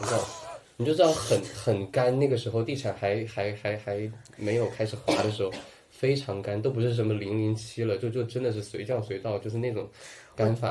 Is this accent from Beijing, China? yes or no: no; Sichuan, China; accent: Sichuanese; moved away; also born or lived in Shanghai; 我们四川话讲叫无死包茎